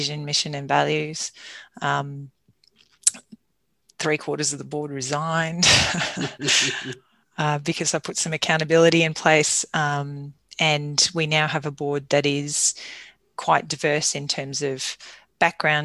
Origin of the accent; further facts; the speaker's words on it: Toowoomba, Queensland, Australia; also born or lived in Goondiwindi / Caboolture / Woombye / Clontarf; Toowoomba is my hometown.